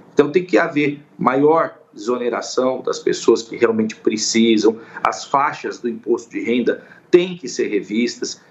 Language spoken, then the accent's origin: Portuguese; Brazil; como brasileiro